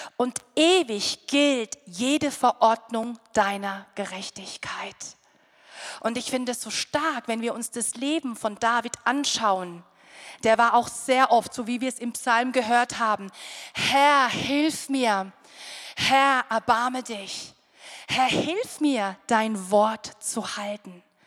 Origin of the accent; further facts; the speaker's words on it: Rhineland-Palatinate, Germany; Wir kommen aus der Pfalz